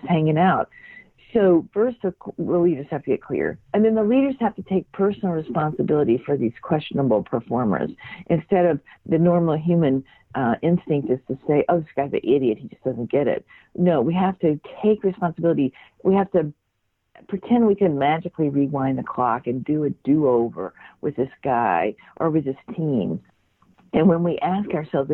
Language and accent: English; Mississippi, United States; I grew up in Mississippi and went to work at a very young age